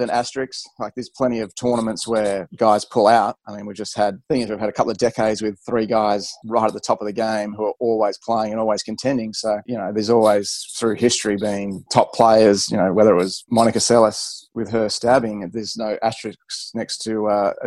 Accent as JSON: {"language": "English", "country": "Australia", "said": "as an Australian"}